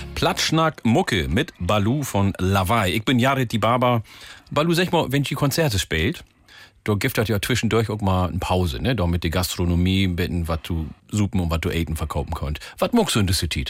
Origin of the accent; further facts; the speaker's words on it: Oldenburg district, Lower Saxony, Germany; ich komme aus Niedersachsen, Landkreis Oldenburg